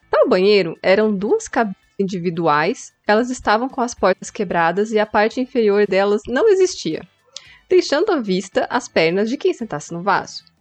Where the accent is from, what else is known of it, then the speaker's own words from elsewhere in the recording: Ceará, Brazil; Ah, tá, agora faz sentido. já bem que eu sou do Ceará, né, ouvinte?